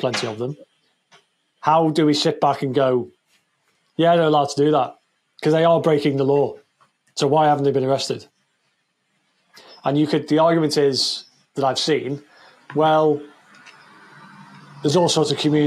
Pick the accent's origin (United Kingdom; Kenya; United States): United Kingdom; the British people